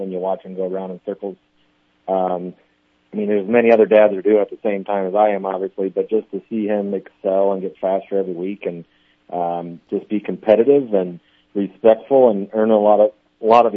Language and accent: English; Iowa, United States; moved away as an adult; now in Omaha, United States; I grew up around it, and I'm from Iowa